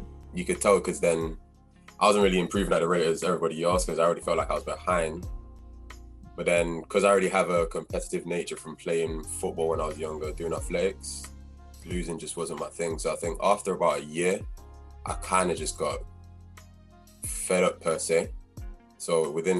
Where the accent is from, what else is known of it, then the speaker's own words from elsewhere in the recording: Manchester, North West England, United Kingdom; moved away as an adult; I'm Nigerian at heart. And yeah, so from Manchester, I actually started out at Manchester Magics when I was 13.